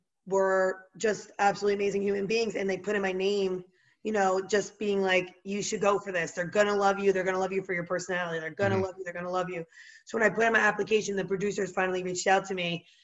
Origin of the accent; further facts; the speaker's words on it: Cedar Grove, New Jersey, United States; now in Jersey City, United States; So I grew up in Cedar Grove, New Jersey, but I reside in Jersey City, New Jersey right now. So it's like Jersey strong all the way through. Born, raised, everything about me is very Jersey.